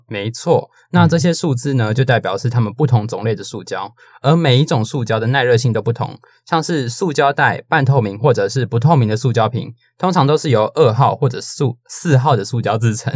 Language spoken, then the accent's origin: Chinese; Taiwan; 身为一个台湾人